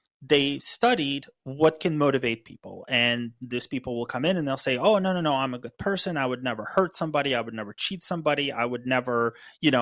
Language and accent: English; United States